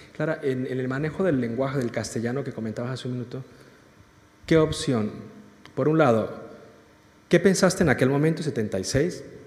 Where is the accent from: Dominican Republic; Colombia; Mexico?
Colombia; moved away as an adult; now in Spain; yo como colombiano, vine a estudiar y, luego me quedé trabajando y aquí sigo